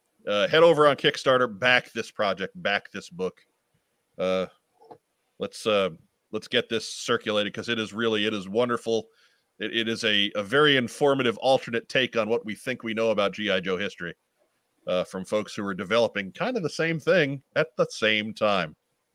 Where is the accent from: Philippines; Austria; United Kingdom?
Philippines; I'm from the Philippines.